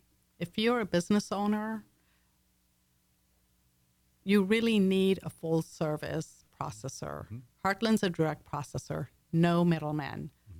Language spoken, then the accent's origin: English; United Kingdom; accent: English; My accent, like I was mentioning, is English, Texan over the years. It's blended.